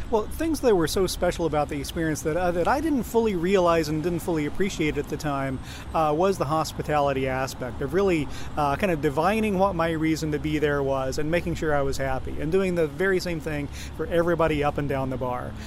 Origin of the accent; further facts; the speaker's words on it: Oklahoma, United States; moved away as an adult; also born or lived in New York; I grew up in uh, in Oklahoma in a rural community